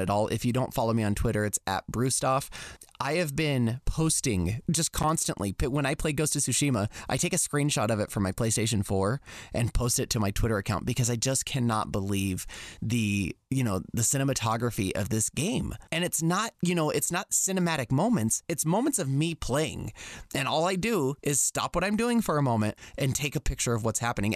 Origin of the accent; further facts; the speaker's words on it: United States; as a young boy growing up in America